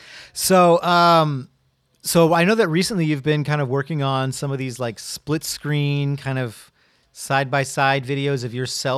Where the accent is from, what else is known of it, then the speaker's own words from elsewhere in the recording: California, United States; So, you know, when I grew up, I didn't grow up here in San Diego. I grew up in Riverside County.